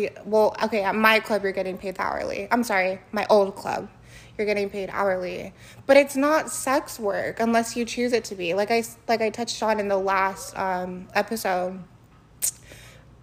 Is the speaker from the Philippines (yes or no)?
yes; Philippines; I'm Filipino, and, like, I know Filipino, and I still know